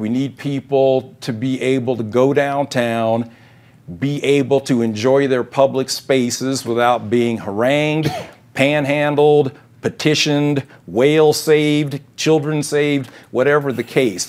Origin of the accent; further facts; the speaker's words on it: Denver, Colorado, United States; my hometown school district, DPS